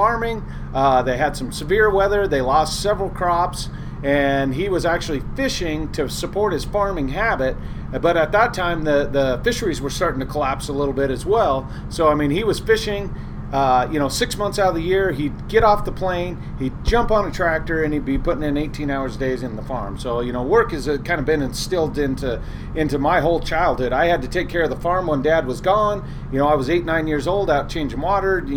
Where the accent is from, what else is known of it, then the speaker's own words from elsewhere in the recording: Walla Walla, Washington, United States; also born or lived in Kodiak, Alaska; I was born in Walla Walla, Washington in 1974.